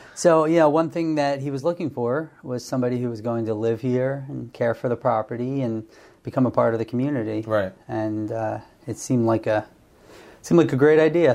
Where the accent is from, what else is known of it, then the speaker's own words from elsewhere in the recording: Bensalem, Pennsylvania, United States; also born or lived in State College, Pennsylvania; I grew up in Ben Salem, which is outside of Northeast Philadelphia